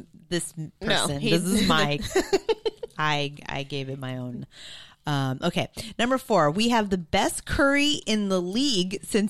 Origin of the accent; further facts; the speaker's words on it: California, United States; I'm from California.